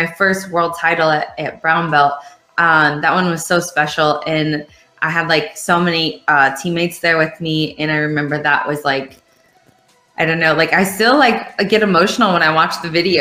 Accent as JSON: {"language": "English", "country": "Ireland", "said": "I'm from Ireland"}